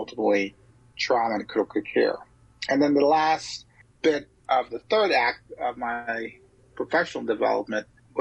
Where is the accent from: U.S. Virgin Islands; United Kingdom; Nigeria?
U.S. Virgin Islands; St. Croix; also born or lived in St. Thomas, U.S. Virgin Islands / Philadelphia / Galveston; now in Chicago, United States; I was born on the Caribbean island of St. Thomas in the United States Virgin Islands, the Isle of Mali, the capital of the United States Virgin Islands. But I grew up on the island of St. Croix, which is right next door.